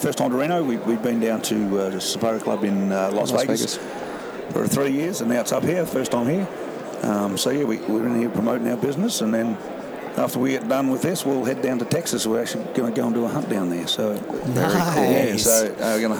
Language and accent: English; Australia; moved away as an adult; now in New Zealand; I'm Australian